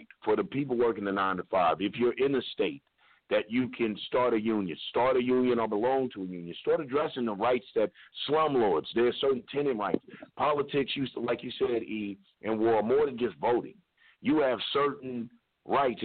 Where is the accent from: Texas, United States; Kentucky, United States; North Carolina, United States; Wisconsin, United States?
Kentucky, United States; Louisville; moved away; I'm from Louisville. You know, I'm originally a Kentuckian